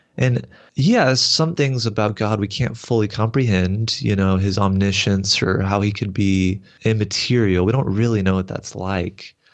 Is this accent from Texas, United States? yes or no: yes; Texas, United States; I grew up in the Southern Baptist Church, so I kinda come from that background in Texas here